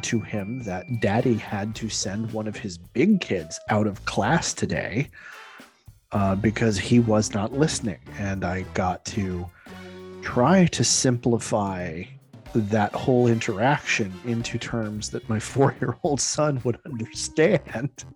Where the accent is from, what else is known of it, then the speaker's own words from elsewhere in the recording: Scotland, United Kingdom; I say that speaking as a Scot